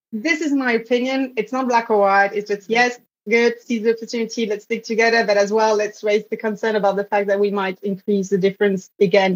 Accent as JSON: {"language": "English", "country": "Belgium", "tie": "born or raised there", "said": "I grew up in Belgium"}